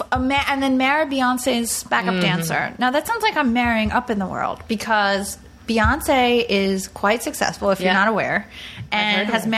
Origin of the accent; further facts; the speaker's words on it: Long Island, New York, United States; I grew up on Long Island